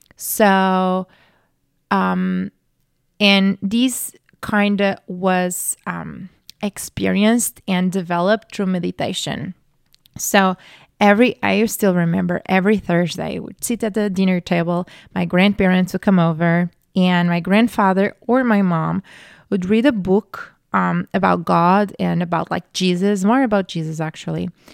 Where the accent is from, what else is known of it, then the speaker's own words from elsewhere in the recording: Portugal; I grew up Catholic in Portugal